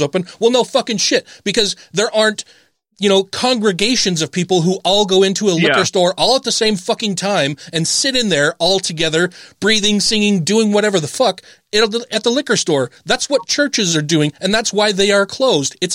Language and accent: English; United States; as an American